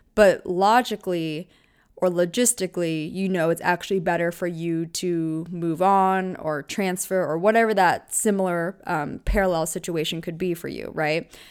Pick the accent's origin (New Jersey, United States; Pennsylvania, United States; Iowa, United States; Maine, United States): Pennsylvania, United States; small town in; born or raised there; moved away as an adult; also born or lived in Orange County, California / Newport Beach, California; now in California, United States